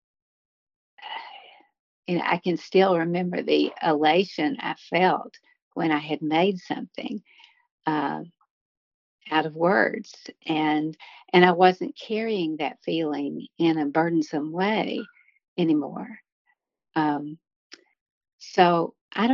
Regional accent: Harlan County, Kentucky, United States; now in Lexington, United States; I grew up in Harlan County. I live in Lexington now

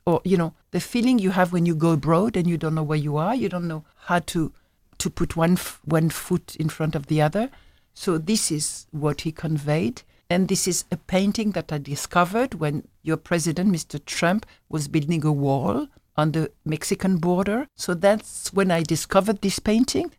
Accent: Algeria; moved away; I'm from Algeria, so that's my culture.

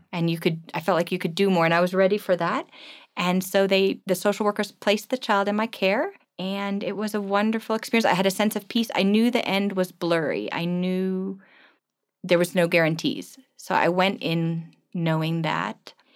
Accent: East Coast, United States; moved away as an adult; also born or lived in Germany / New York / Washington, D.C.; now in Johannesburg, South Africa; I grew up on the East Coast, so outside of New York and then outside of Washington, D C.

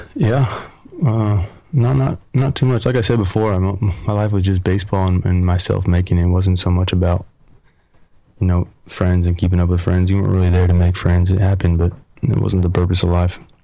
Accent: Beaverton, Oregon, United States; moved away; I'm originally from Oregon

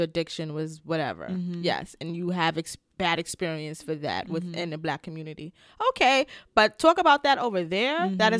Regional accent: Bronx, New York, United States; accent: New York AAVE; because I've always spoke AAVE, but it was always like New York AAVE because I'm from the Bronx.

